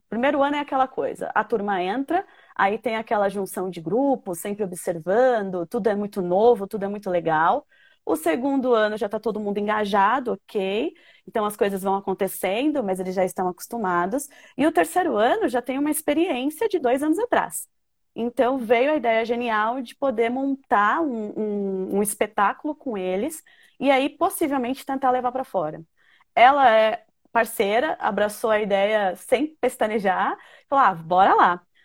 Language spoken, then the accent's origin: Portuguese; Brazil; eu sou da Zona Norte